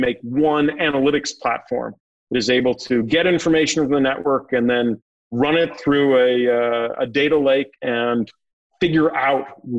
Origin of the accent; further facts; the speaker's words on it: Northeast, United States; now in North Carolina, United States; So I think there's a term that we have that you hear in North Carolina a lot. I'm from the Northeast.